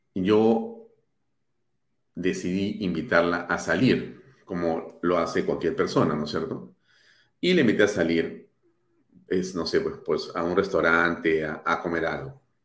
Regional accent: Peru; also born or lived in Lima; yo como ciudadano peruano

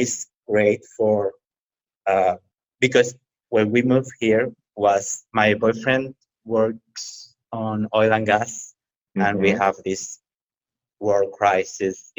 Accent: Tabasco, Mexico; English is a second language; also born or lived in Veracruz, Mexico / Mexico City, Mexico; now in Mérida, Mexico; I was born in Tabasco. It's the same at the south of Mexico.

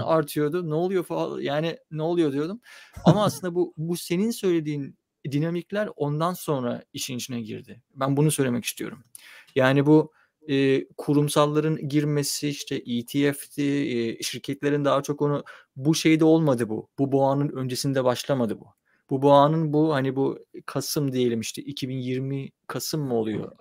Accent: Çanakkale, Turkey; ben Çanakkale'de büyüdüm

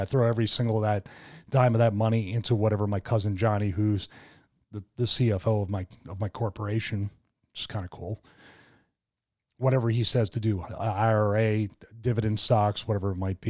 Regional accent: Philadelphia, Pennsylvania, United States; growing up in Philadelphia

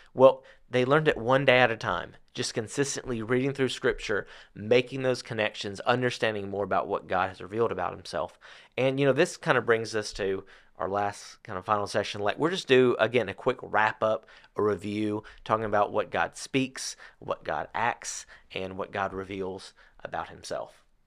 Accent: United States; growing up in America nowadays

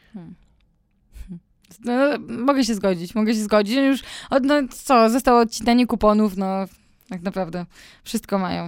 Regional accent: Włocławek, Kuyavian-Pomeranian Voivodeship, Poland; moved away; mój ukochany Włocławek. Kocham moje rodzinne miasto.

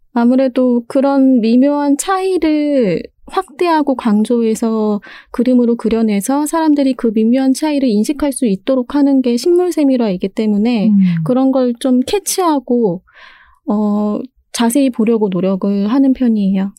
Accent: Seoul, South Korea; 저는 서울에서 태어났고요.

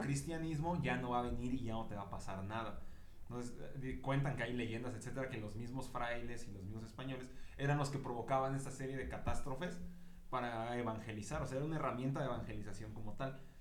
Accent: Mexico

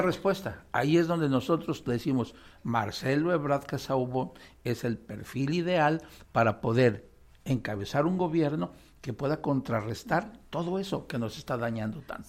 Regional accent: Mexico; los ciudadanos mexicanos

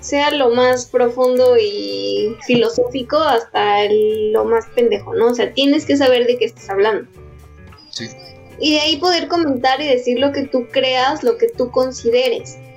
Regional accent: Mexico; no me acuerdo qué se había preparado, pero soy mexicano

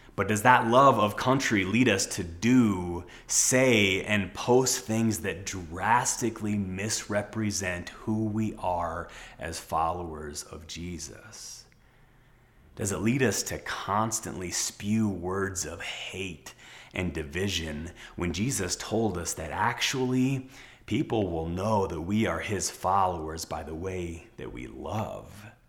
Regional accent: United States; as American citizens

